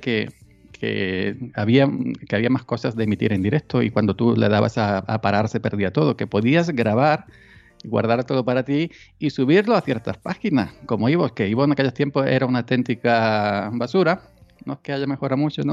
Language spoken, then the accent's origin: Spanish; Granada, Andalusia, Spain; also born or lived in Córdoba / Málaga; now in Córdoba province, Spain; Yo soy natural de Granada, eh, de un pueblecito de Granada